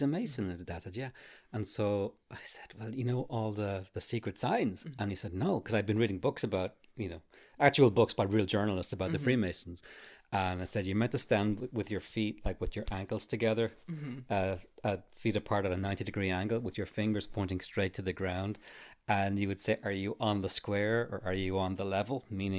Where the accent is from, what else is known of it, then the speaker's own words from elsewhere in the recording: Arklow, County Wicklow, Ireland; There used to be a lodge in my hometown, Arklow, right across Ferrybank.